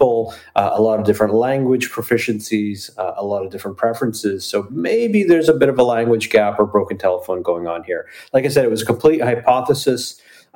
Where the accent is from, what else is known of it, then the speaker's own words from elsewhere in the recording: Brantford, Ontario, Canada; I was born and raised in Brantford, Ontario, Canada, which is the home of the telephone